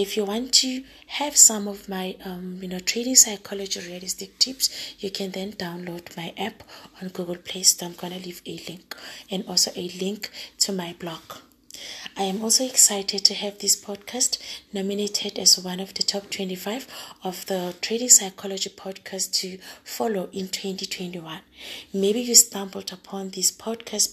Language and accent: English; Johannesburg, Gauteng, South Africa; I'm a girl from Joburg